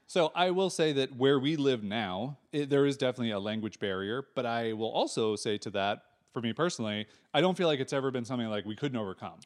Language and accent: English; United States; moved away as an adult; also born or lived in California; now in Portugal; Americans living in Portugal